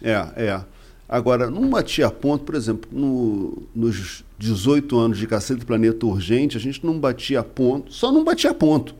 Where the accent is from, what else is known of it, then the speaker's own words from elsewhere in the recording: Rio de Janeiro, Brazil; eu nasci no Distrito Federal, né? Mas não foi em Brasília. Ah. É quando o Rio de Janeiro era a capital do Brasil.